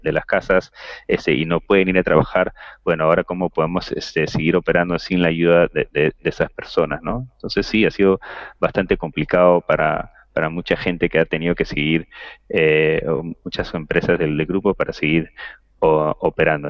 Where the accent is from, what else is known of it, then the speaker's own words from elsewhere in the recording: Peru; como latinos o, o, peruanos